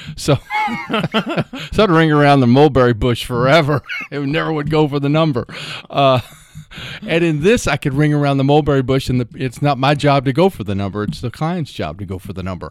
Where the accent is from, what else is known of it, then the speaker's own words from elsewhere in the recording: Louisville, Kentucky, United States; I grew up in Louisville, uh, over in Audubon Park area.